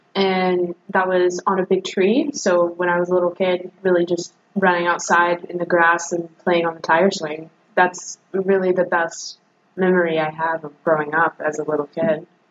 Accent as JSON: {"language": "English", "town": "Jamestown", "region": "North Carolina", "country": "United States", "tie": "born or raised there", "moved": "as an adult", "said": "I grew up in North Carolina in a suburb of Greensboro"}